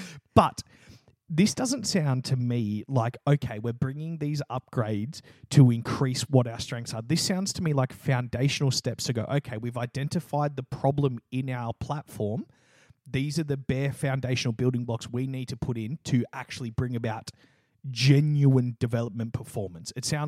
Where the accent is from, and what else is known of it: Australia